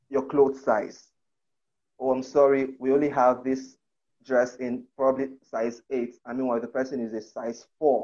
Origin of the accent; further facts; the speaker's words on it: Akwa Ibom, Nigeria; where I come from, I'm from Akwa Ibom State in Nigeria.